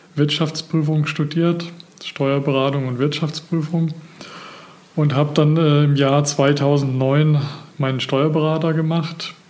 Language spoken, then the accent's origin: German; Geisa, Rasdorf, Rhön, Germany; moved away as an adult; also born or lived in Villingen-Schwenningen, Baden-Württemberg; Geboren und aufgewachsen bin ich in der Rhön, Geiser, äh, Rasdorf